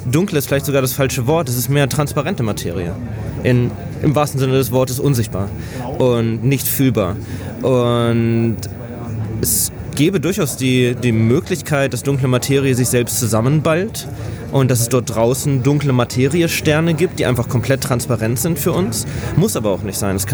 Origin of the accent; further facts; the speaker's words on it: Hanover, Lower Saxony, Germany; moved away as an adult; now in Gainesville, United States; Habe in meinem Heimatort in Hannover ein Institut gefunden